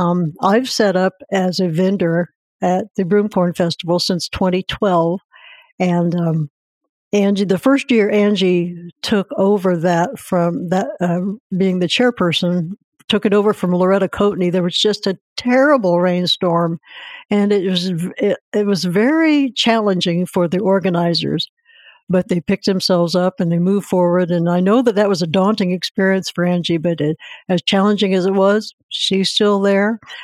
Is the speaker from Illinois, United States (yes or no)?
yes; Mattoon, Illinois, United States; Mattoon is my hometown and I'm very proud of it